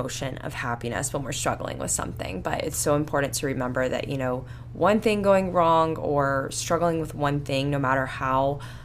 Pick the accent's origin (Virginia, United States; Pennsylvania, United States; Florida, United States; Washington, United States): Florida, United States; Panama City Beach; I grew up in Panama City Beach